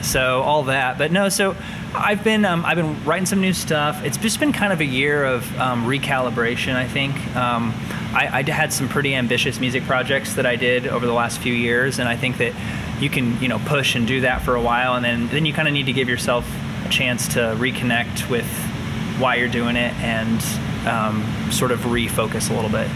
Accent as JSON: {"language": "English", "town": "New Palestine", "region": "Indiana", "country": "United States", "tie": "born or raised there", "lives_now": "Indianapolis, United States", "said": "I grew up in New Palestine, Indiana"}